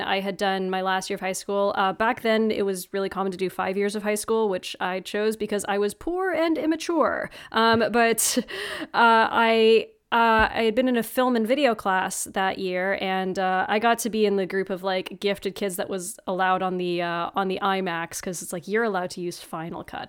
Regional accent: North Bay, Ontario, Canada; moved away as an adult; also born or lived in Oshawa, Ontario; my hometown of North Bay, Ontario

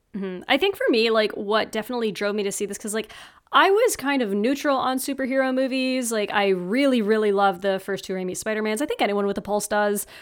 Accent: North Bay, Ontario, Canada; moved away as an adult; also born or lived in Oshawa, Ontario; my hometown of North Bay, Ontario

